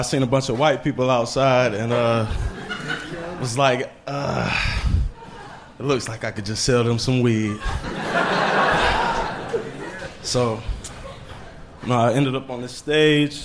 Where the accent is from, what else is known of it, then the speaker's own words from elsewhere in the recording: New Bern, North Carolina, United States; moved away as an adult; now in Austin, United States; From New Bern, North Carolina, 252